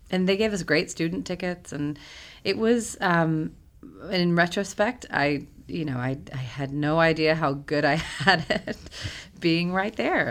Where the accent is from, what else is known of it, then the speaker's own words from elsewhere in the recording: Huntsville, Alabama, United States; I grew up in Huntsville, Alabama